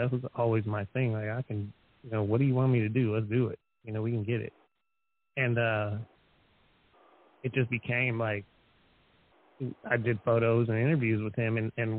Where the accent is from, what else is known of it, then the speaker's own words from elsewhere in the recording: Erie, Pennsylvania, United States; moved away; also born or lived in Chicago; originally I'm from Erie, Pennsylvania, which is not a rich city. It's not an amazing city. It's also on Lake Erie, just like Gary, Indiana is on Lake Michigan. But it's not exactly, it's just industrial Rust Belt type city